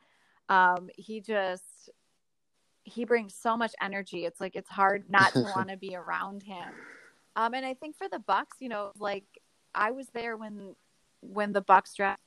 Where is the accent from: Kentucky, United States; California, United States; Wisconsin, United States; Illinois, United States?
Wisconsin, United States; Madison; now in Milwaukee, United States; I grew up in Madison, and I went to Marquette, so I feel like I've really grown up here in Milwaukee